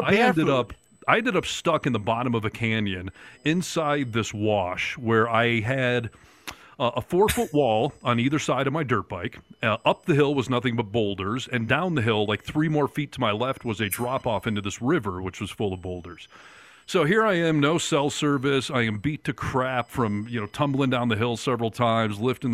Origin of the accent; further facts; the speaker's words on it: Michigan, United States; now in Sierra Nevada, United States; growing up in Michigan